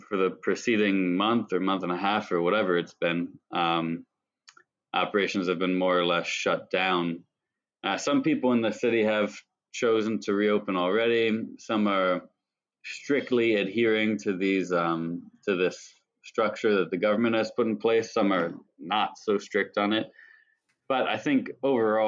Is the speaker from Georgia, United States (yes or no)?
no; Mechanicsburg, Pennsylvania, United States; I got a job in a really small family-run Japanese restaurant in my hometown of Mechanicsburg, Pennsylvania